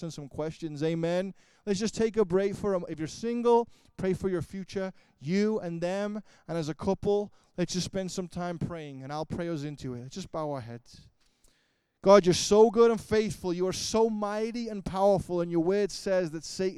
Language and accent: English; Liverpool, North West England, United Kingdom; I am from Liverpool